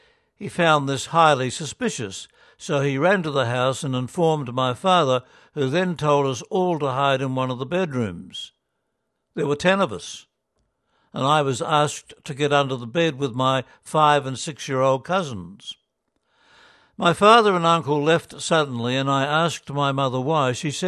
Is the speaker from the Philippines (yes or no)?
yes; Philippines; I also learnt that those who attacked my hometown were not soldiers, but the Abu Sayyaf.